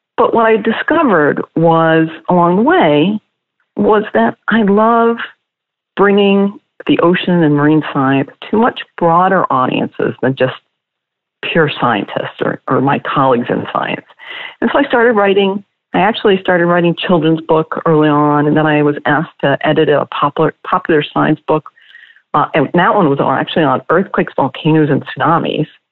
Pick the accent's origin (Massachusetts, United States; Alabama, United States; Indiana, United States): Massachusetts, United States; outside of Boston; I grew up outside of Boston